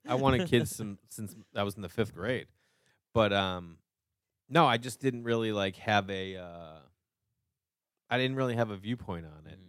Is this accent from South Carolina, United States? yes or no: no; Boston, Massachusetts, United States; I grew up in Boston across from the Yankees.